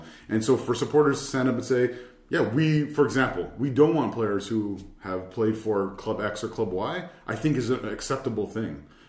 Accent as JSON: {"language": "English", "region": "Ontario", "country": "Canada", "said": "I'm from Ontario, so yeah."}